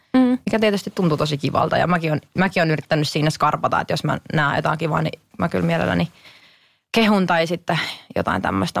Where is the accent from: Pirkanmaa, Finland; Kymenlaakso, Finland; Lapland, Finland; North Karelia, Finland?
Kymenlaakso, Finland; Kotka; me tultiin aina Hesaa oikeasti Kotkasta itikseen shoppailemaan